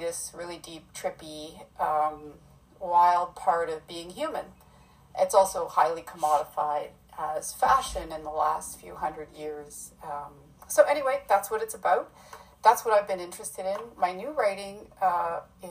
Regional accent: a small town in Ontario, Canada; now in Vancouver, Canada; I'm from a small town in Ontario

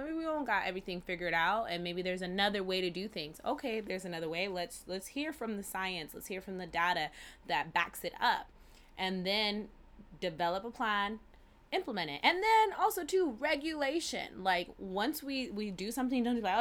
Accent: California, United States; growing up in Cali

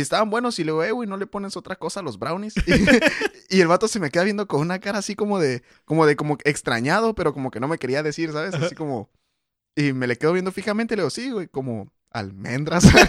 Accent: Mexico; Yo soy más mexicano que tú

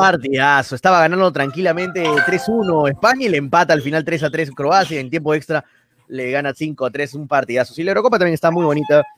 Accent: Peru; yo como peruano

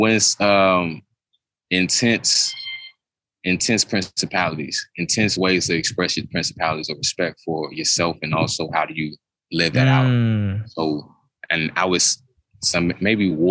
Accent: Duncanville, Texas, United States; I grew up in Duncanville specifically, but Duncanville is subsidiary to Dallas

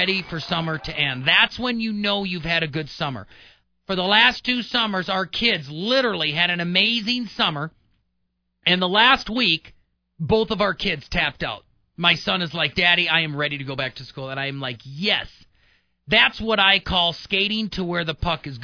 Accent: La Crosse, Midwest, United States; moved away; I grew up around the Mississippi River. Went to school in La Crosse

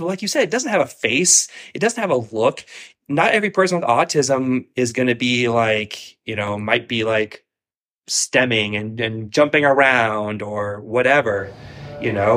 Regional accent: Columbus, Ohio, United States; now in Florida, United States; I'm originally from Columbus, Ohio

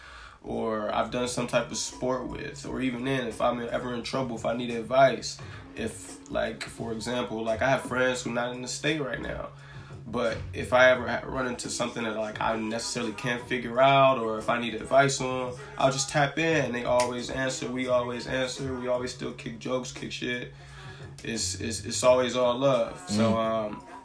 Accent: Los Angeles, California, United States; I grew up in the Crenshaw district. So I grew up around Leimert Park

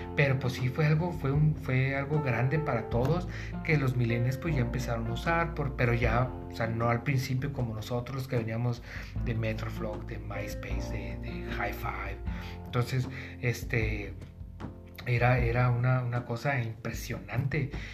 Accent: Tijuana, Baja California, Mexico; yo soy de Tijuana

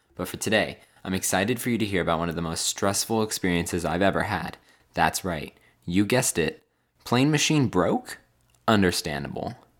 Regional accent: California, United States; moved away as an adult; now in Phoenix, United States

